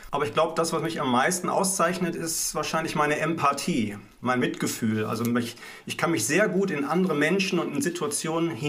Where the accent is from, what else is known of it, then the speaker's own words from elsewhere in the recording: Essen, North Rhine-Westphalia, Germany; born there; bin geboren in Essen im Ruhrgebiet.